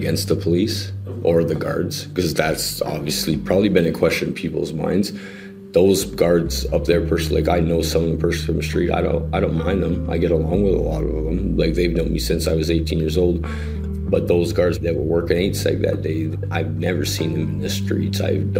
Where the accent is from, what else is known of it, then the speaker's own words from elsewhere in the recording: Toronto, Ontario, Canada; also born or lived in Lindsay; I was born and raised in Toronto.